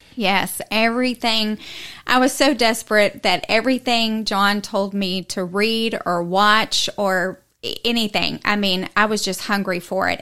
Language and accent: English; Houston, Texas, United States; moved away as an adult; now in East Tennessee, United States; I grew up in Texas, um, from the Houston area